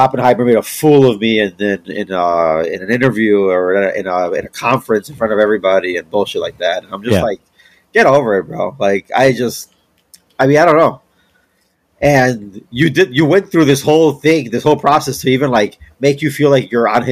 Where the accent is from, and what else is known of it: United States